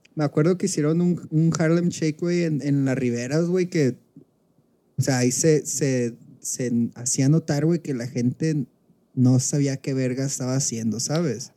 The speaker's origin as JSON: {"language": "Spanish", "town": "Culiacán", "region": "Sinaloa", "country": "Mexico", "tie": "born or raised there", "said": "estoy en Culiacán, güey, estoy en Culiacán, mi ciudad natal"}